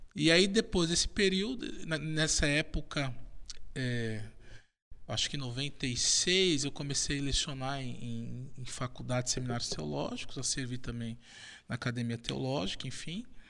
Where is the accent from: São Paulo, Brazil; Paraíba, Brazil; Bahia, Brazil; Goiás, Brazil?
São Paulo, Brazil; eu sou de São Paulo, da Zona Leste